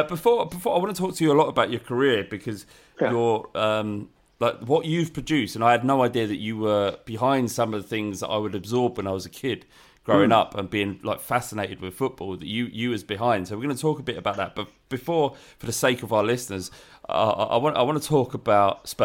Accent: London, United Kingdom; I was born in Holloway.

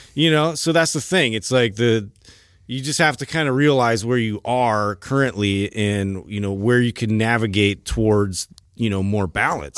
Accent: Santa Cruz, California, United States; me growing up in Santa Cruz

